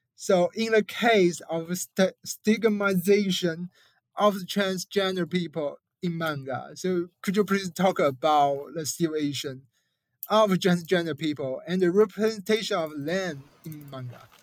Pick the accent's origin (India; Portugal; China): China; I come from China